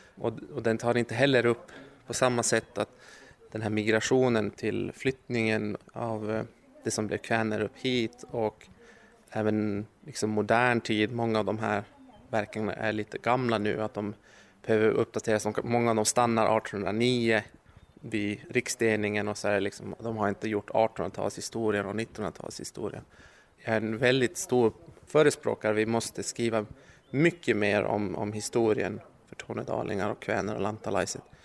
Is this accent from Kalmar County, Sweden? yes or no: no; Luleå, Norrbotten County, Sweden; Jag kommer från Luleå